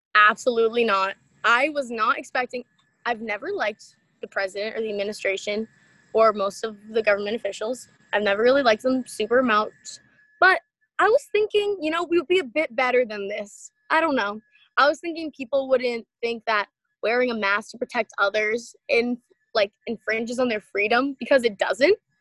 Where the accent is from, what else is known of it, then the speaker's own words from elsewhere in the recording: East Bridgewater, Massachusetts, United States; my t- small town, East Bridgewater, Mass.